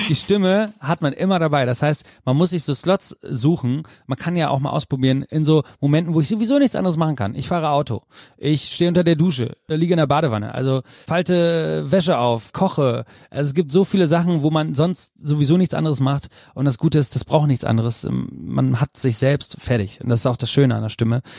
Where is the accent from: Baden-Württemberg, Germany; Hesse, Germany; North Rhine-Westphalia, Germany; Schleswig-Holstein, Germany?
North Rhine-Westphalia, Germany; Münster; Ich komme aus Münster